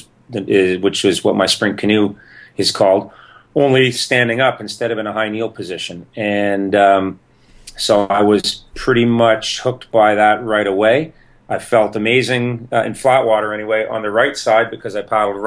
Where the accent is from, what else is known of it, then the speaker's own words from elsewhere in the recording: Toronto area, Ontario, Canada; I'm Canadian in the Toronto area, and I started canoeing when I was 11 years old at the local canoe club